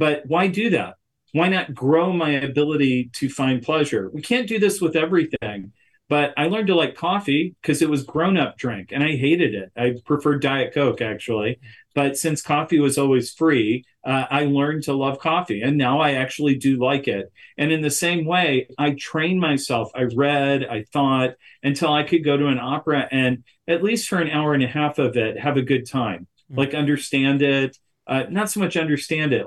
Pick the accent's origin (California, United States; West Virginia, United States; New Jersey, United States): West Virginia, United States; I grew up in West Virginia